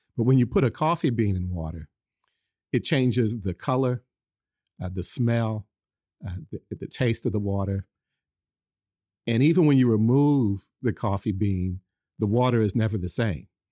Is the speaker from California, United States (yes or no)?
yes; Oakland, California, United States; I grew up in Oakland